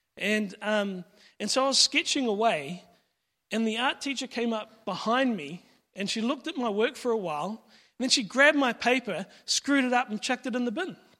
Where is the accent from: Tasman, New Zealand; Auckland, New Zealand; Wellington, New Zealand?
Auckland, New Zealand; Pakuranga; I grew up in Pekaranga